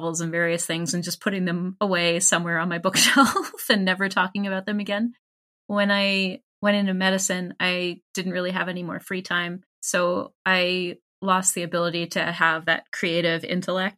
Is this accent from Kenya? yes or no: no; Canada; I am a Canadian individual who works in healthcare